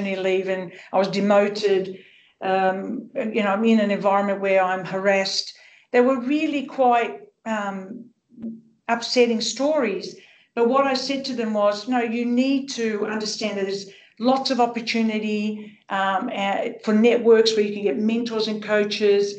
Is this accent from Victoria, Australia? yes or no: no; Sydney, New South Wales, Australia; growing up in Sydney's rich multicultural Western suburbs as the daughter of Greek migrants